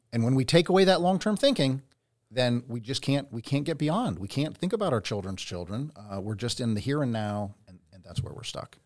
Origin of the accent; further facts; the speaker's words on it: Pennsylvania, United States; now in Redding, United States; I grew up in Pennsylvania